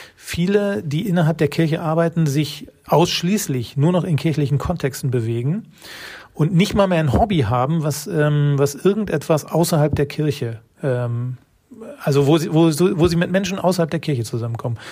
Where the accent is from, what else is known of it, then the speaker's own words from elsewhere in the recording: North Rhine-Westphalia, Germany; ich bin in einem westfälischen Dorf groß geworden